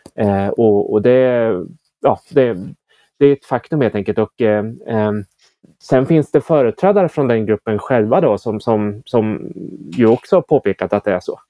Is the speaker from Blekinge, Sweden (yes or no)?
no; Motala, Östergötland, Sweden; när jag växte upp i Motala